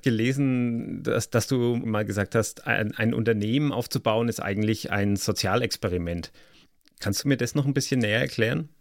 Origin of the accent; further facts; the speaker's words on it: Germany; wir als Deutsche